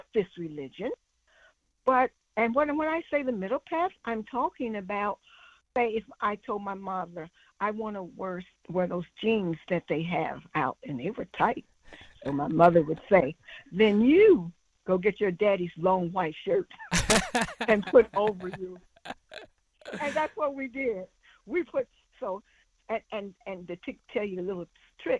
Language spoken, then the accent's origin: English; St. Louis, Missouri, United States; I grew up in St. Louis, Missouri, mostly